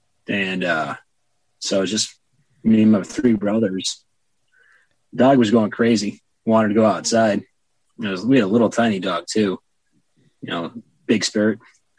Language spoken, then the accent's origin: English; Montana, United States; also born or lived in Texas / Massachusetts / Indiana; I was born in Texas and raised in Montana.